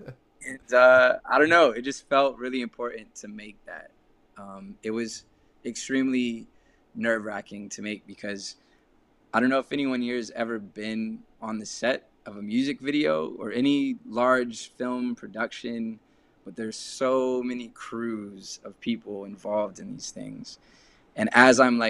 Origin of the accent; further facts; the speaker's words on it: Texas, United States; moved away; also born or lived in London; growing up in Texas